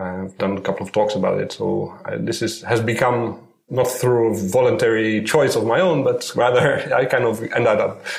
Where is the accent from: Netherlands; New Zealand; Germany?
Netherlands; now in Tel Aviv, Israel; Okay, I live in Tel Aviv, Israel. I'm not a local, actually. I came here from the Netherlands.